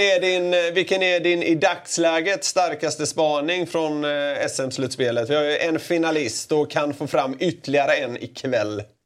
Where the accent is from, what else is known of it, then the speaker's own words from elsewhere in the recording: Gothenburg, Västra Götaland, Sweden; som göteborgare